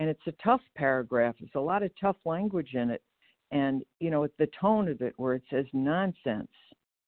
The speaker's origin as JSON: {"language": "English", "town": "Geneva", "region": "Illinois", "country": "United States", "said": "I'm recovered, and I'm from Geneva, Illinois, which is the western suburbs of Chicago."}